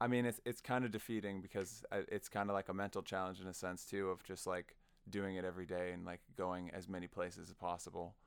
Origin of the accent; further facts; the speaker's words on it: Sioux Falls, South Dakota, United States; I'm a South Dakotan kid. Uh, I grew up in Sioux Falls